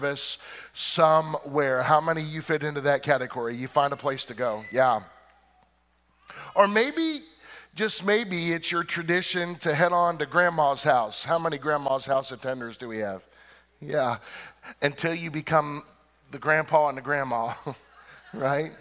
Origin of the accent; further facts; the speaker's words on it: Illinois, United States; Growing up in Illinois, my family always decorated outside the house with lights